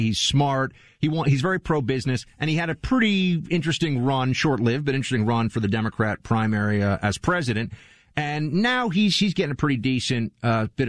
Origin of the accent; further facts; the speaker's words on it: New York City, New York, United States; I grew up in New York City